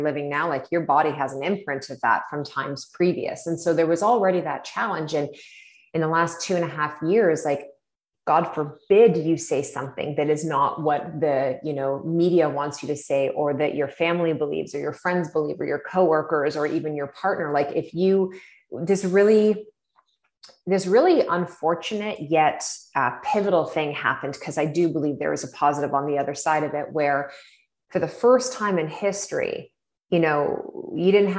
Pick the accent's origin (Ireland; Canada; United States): Canada; Ontario; now in British Columbia, Canada; we're both from Ontario originally